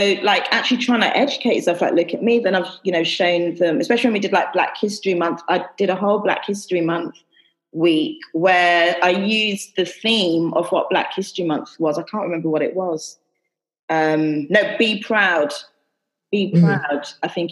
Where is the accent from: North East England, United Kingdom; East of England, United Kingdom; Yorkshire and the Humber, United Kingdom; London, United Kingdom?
London, United Kingdom; moved away as an adult; I'm from London